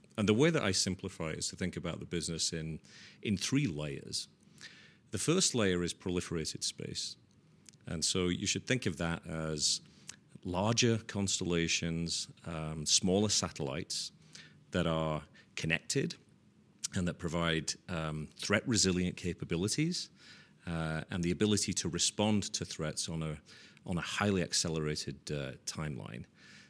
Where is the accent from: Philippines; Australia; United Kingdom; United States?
United Kingdom; Leeds, Yorkshire and the Humber; So growing up in Leeds, which is in Yorkshire in England, I certainly did not envision that I would be running a $4 billion space and intelligence business.